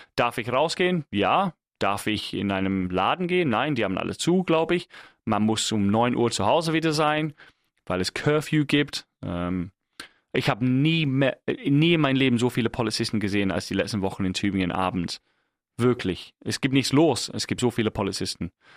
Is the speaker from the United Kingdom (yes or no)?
yes; England, United Kingdom; now in Germany; als Engländer